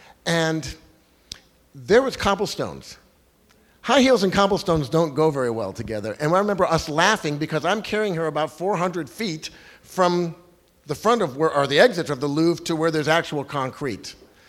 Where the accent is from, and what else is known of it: Los Angeles, California, United States